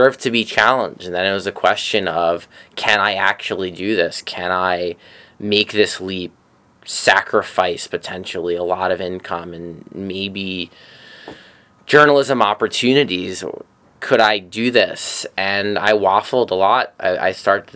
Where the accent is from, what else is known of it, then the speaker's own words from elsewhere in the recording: New York City, New York, United States; I'm from Bay Ridge, Brooklyn, I grew up there, I still live there